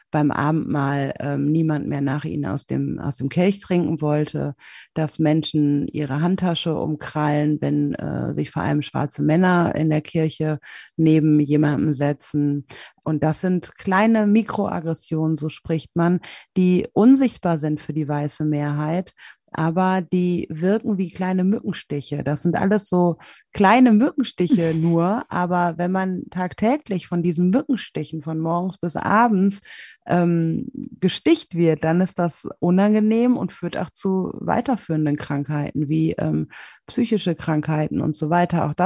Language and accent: German; Germany; born there; first language German; Ich komme aber aus Deutschland. Ich bin in Deutschland geboren, ich fühle mich deutsch, meine einzige Muttersprache ist Deutsch